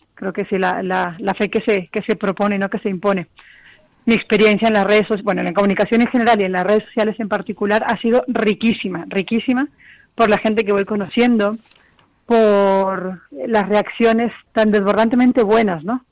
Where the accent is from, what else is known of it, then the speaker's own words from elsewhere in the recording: Mexico; moved away as an adult; also born or lived in Cozumel, Mexico; now in Spain; soy mexicana y llevo en España cinco años